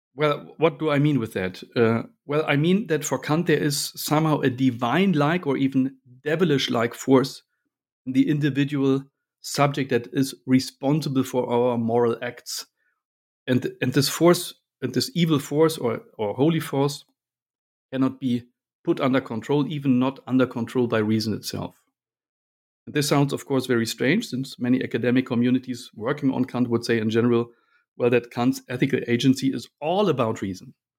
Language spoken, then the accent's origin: English; Berlin, Germany; moved away as an adult; now in Munich, Germany; I grew up in Berlin